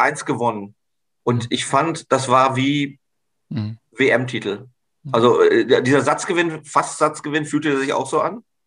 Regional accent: North Rhine-Westphalia, Germany; als Westfale

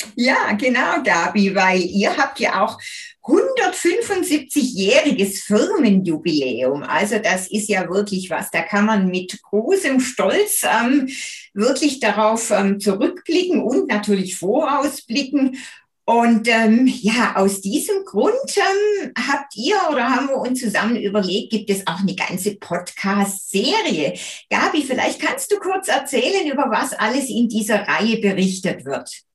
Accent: Göppingen district, Baden-Württemberg, Germany; Wir sind ja quasi in der Nachbarschaft zusammen aufgewachsen

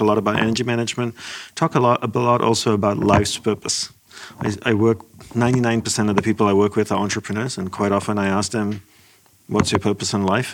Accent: Australia; moved away as an adult; also born or lived in Malaysia / Hawaii / Los Angeles; I'm Sri Lankan of ancestry. I was born in Malaysia. My family moved to Australia

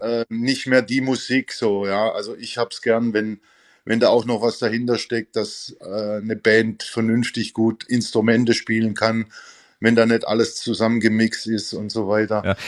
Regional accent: near Stuttgart, Baden-Württemberg, Germany; moved away as an adult; also born or lived in Gelsenkirchen / Vienna; bin ich zurückgekehrt in meine Heimat, also hier in der Nähe von Stuttgart

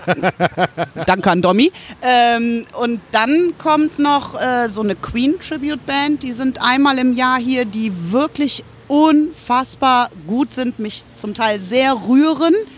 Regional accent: Germany; bei uns in Glen, da komme ich her

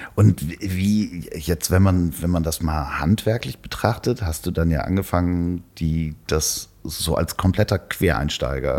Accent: Northern Germany, Germany; accent: North German; ich habe den norddeutschen Akzent

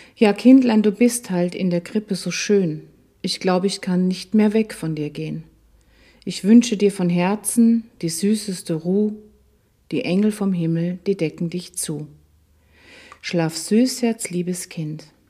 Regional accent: Schärding, Upper Austria, Austria; Ich bin in Scherding in Oberösterreich aufgewachsen, ein wunderschönes barockes Städtchen an der Grenze zu Deutschland.

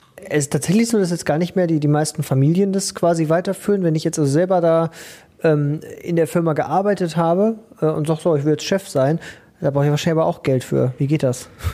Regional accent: Ruhr area, North Rhine-Westphalia, Germany; bei uns im Ruhrgebiet schießen ja im Moment auch die Start-ups wie die Pilze aus dem Boden

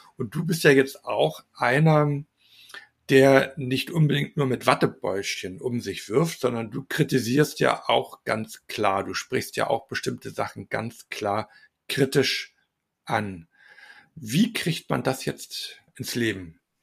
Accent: Salzburg, Austria; bei uns in Salzburg

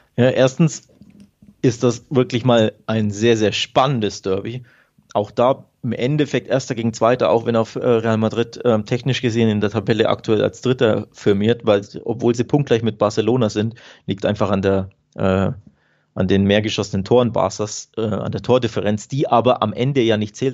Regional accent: Nuremberg, Bavaria, Germany; ich komme ja aus Nürnberg

